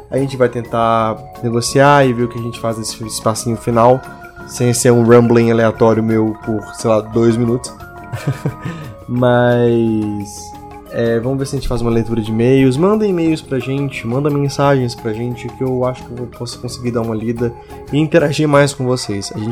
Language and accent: Portuguese; Belo Horizonte, Minas Gerais, Brazil; era um cursinho de preparatório para Cefet e Coltec, que lá de Belo Horizonte, que é minha cidade natal, é o cursos técnicos, né?